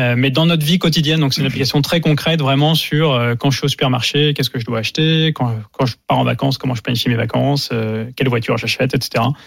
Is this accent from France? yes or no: yes; France; en tant que Français